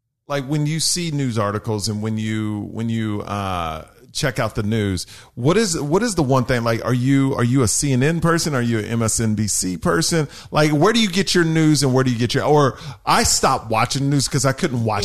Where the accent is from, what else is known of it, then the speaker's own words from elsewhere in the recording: Texas, United States; I'm from Texas.